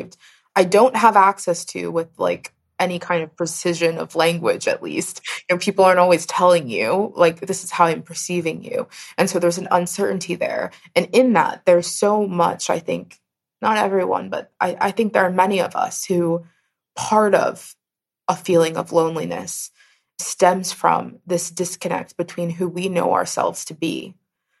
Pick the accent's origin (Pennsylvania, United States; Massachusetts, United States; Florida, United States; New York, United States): Pennsylvania, United States; Pittsburgh; I come from Pittsburgh, born and mostly raised in Pittsburgh.